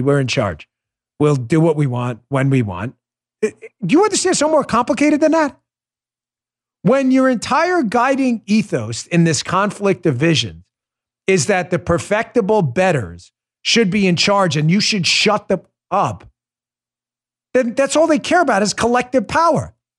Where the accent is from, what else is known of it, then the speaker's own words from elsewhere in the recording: New York, United States; I grew up in New York. I police those streets.